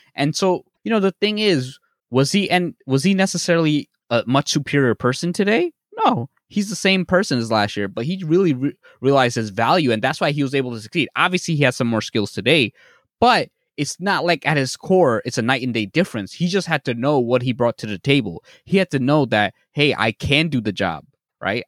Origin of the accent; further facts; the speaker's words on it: Bangladesh; I'm from Bangladesh